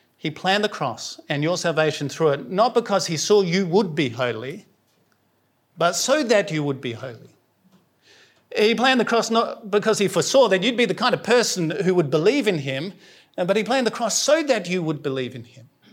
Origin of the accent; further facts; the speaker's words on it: South Australia, Australia; moved away; I'm from South Australia, so I say holy